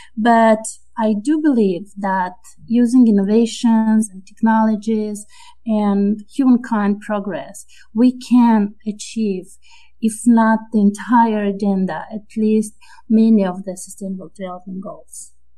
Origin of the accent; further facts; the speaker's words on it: Moldova; also born or lived in France; now in United States; I'm originally from Moldova, which is uh, a small and uh, low income country in the Eastern Europe. And then I moved to France